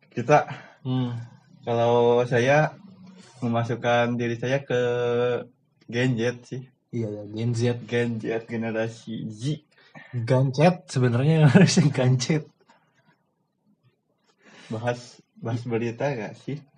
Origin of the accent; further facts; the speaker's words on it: Bandung, West Java, Indonesia; Kita perkenalan dulu kita dari Kota Kembang ya, guys. Parahyangan. Dari kita dari Parahyangan.